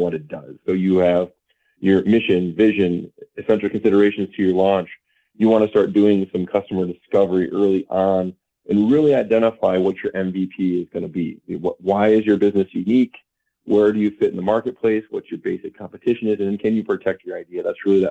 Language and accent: English; Traverse City, Michigan, United States; moved away as an adult; also born or lived in Warren, Michigan / Ann Arbor, Michigan; now in Marquette, United States; I grew up in Traverse City. I lived my whole entire life there.